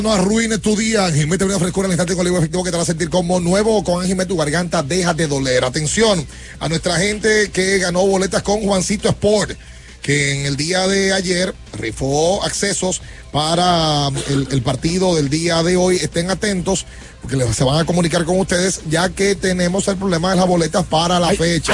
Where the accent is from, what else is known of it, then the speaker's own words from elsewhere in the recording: Mexico; now in Dominican Republic; desde México representante de nuestros amigos de Tequila Volcán, de mi tierra